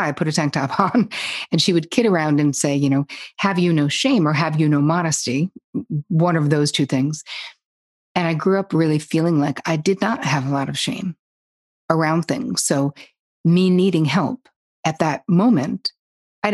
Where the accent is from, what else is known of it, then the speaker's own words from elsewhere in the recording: New Jersey, United States; moved away as an adult; also born or lived in Long Island / New York City; I grew up in Jersey, but I was living in Long Island because that's where I went to college